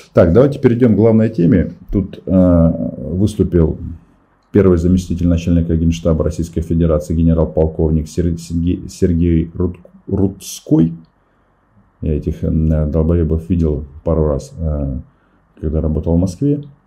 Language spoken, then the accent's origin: Russian; Ukraine; Мы из Украины